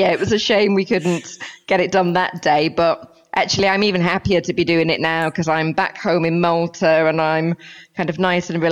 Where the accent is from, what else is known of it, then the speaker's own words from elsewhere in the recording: St Helens, North West England, United Kingdom; moved away; as you can probably tell from my accent, I'm from the north of England, the northwest, between Liverpool and Manchester